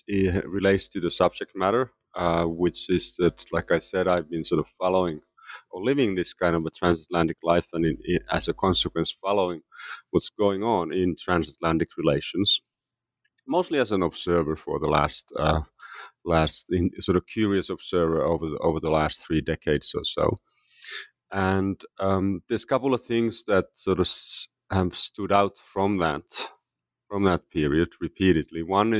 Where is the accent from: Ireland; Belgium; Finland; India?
Finland; moved away as an adult; now in United States; Yes, so I am originally from Finland, and I left Finland to pursue graduate studies in the United States in the late 1980s, just as the Cold War was coming to an end.